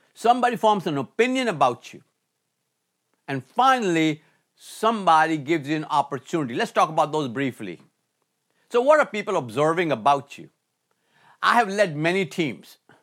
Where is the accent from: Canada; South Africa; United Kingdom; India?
India; moved away as an adult; also born or lived in Michigan, United States; growing up in India